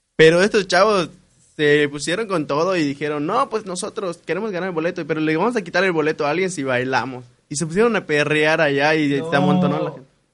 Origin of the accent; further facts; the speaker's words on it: Mexico; así somos los mexicanos.